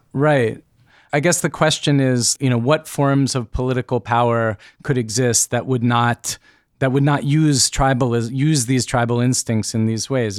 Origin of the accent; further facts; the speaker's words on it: United States; I, being an American person, educated in the way that I've been educated